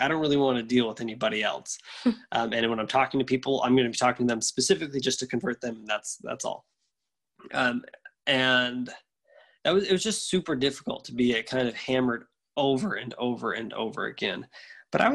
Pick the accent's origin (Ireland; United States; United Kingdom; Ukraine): United States; the South; I grew up in the South, and the town where I grew up in had a terrible public school.